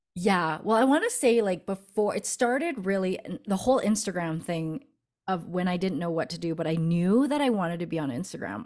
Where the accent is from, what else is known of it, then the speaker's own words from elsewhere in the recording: Canada; moved away as an adult; now in Denver, United States; my husband got a b, uh, work opportunity here in Denver, and we're from Canada